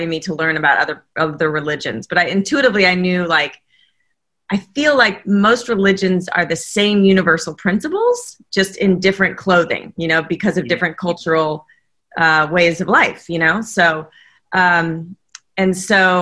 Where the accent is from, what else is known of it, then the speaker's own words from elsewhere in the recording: Southern California, United States; I came from sunny Southern California